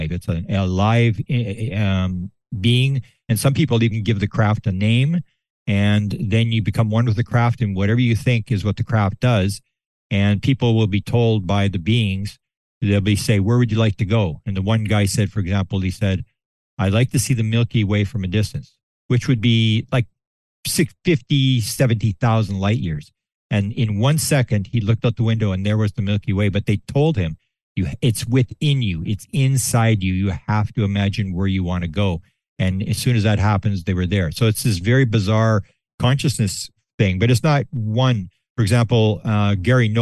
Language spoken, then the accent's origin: English; Canada; I'm from Canada